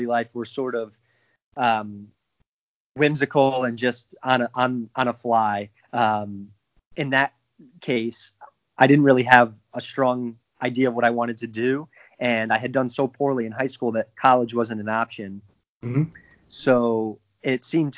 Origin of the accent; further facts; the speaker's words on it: Wallingford, Connecticut, United States; I grew up in a small suburban town called Wallingford in Connecticut, central Connecticut.